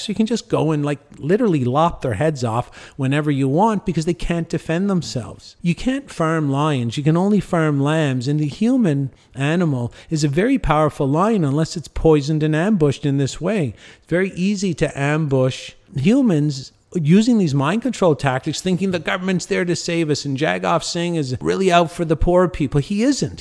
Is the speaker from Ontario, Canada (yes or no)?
yes; Cornwall, Ontario, Canada; moved away as an adult; now in Mexico; my hometown in Canada. I live in Mexico